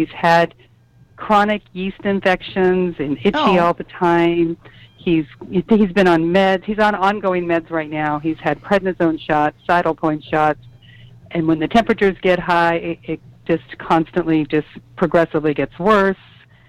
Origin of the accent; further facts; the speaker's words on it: California, United States; It's like, I'm from the Bay Area.